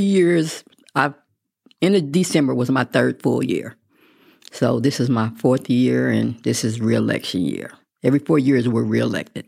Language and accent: English; Midland, Texas, United States; also born or lived in Mineral Wells, Texas; I was born in Mineral Wells, but I went to middle school and high school in Midland